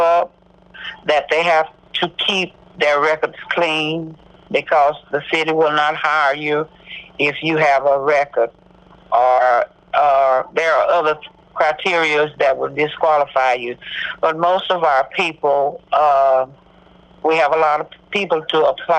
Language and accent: English; Corsicana, Texas, United States; I was born right outside of Corsicana, but we moved to Corsicana before I knew myself